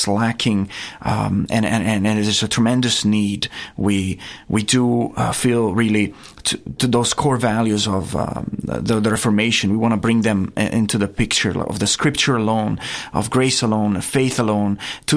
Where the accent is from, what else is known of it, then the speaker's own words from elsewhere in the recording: Castiglione del Lago, Umbria, Italy; moved away as an adult; now in Theta, Tennessee, United States; I grew up there, right in the heart of Italy, just 2 hours north of Rome.